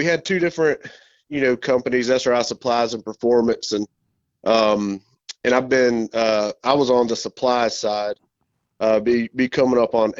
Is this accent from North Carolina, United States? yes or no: yes; Charlotte, North Carolina, United States; I was born and raised here in the Charlotte area